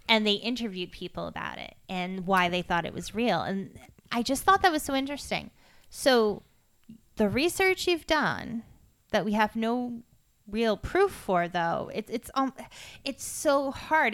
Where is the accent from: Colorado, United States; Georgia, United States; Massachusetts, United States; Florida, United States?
Massachusetts, United States; I grew up in Drake at Mass